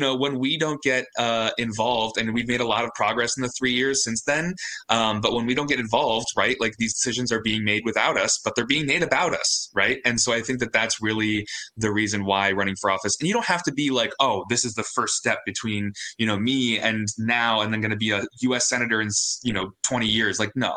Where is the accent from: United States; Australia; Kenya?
United States; Florida; now in King County, United States; I grew up in Florida, where there is just no support for anyone running for office